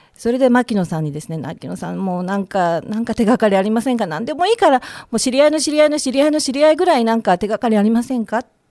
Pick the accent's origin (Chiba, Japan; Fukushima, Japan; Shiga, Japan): Chiba, Japan; 日本の千葉県